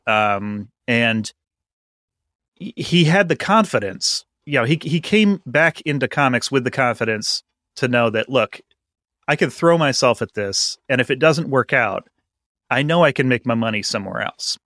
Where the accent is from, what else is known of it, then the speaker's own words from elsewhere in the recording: Vermont, United States; I grew up in Vermont